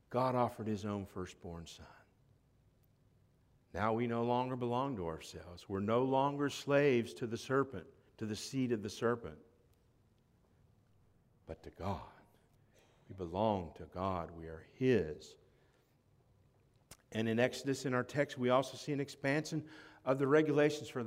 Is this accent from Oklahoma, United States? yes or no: no; Florida, United States; also born or lived in Tennessee; When somebody asks me where I'm from, I say I'm from Florida, not Tennessee.